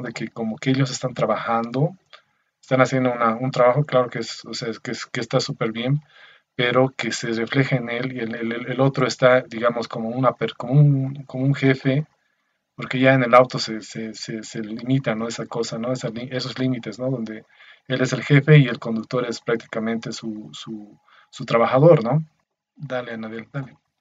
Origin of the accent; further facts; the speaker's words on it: Bolivia; soy de Bolivia